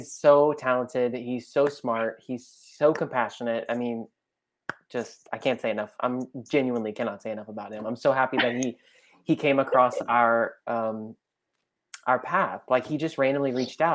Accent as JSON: {"language": "English", "region": "Louisiana", "country": "United States", "said": "We're from Louisiana"}